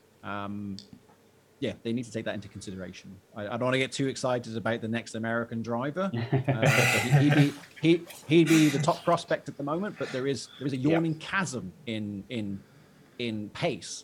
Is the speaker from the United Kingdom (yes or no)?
yes; Shrewsbury, West Midlands, United Kingdom; I was born in Shrewsbury, birthplace of Charles Darwin